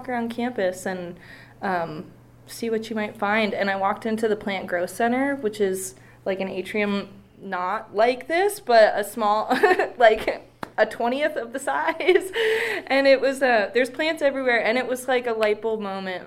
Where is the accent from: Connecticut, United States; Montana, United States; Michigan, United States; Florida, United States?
Montana, United States; Bozeman; moved away as an adult; now in Missoula, United States; I grew up in Bozeman my whole life